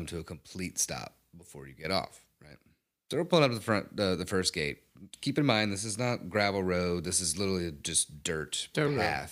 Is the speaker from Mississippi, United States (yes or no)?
yes; Mississippi, United States; I am from Mississippi. So we have a fair amount of land